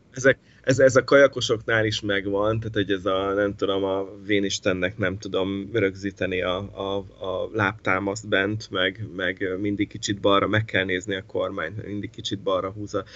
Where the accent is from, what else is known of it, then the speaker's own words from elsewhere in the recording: Miskolc, Borsod-Abaúj-Zemplén, Hungary; also born or lived in Italy; rengeteget köszönhetek nekik Miskolciként